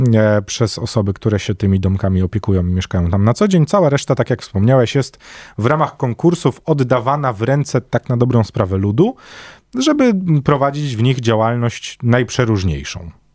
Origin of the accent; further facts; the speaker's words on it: Warsaw, Masovian Voivodeship, Poland; Jest takie miejsce na warszawskiej mapie, które bliskie jest memu sercu z racji tego, że tak na dobrą sprawę obok niego się wychowywałem i mieszkam obok niego całe życie